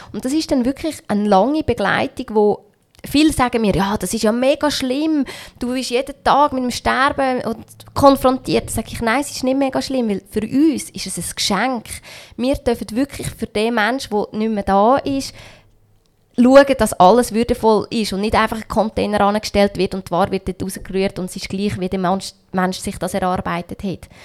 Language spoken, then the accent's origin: German; Switzerland; ich bin in der Schweiz aufgewachsen